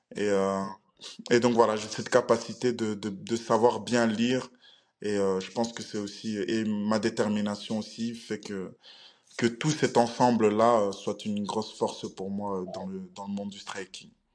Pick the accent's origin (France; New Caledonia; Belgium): Belgium; Je viens de la Belgique.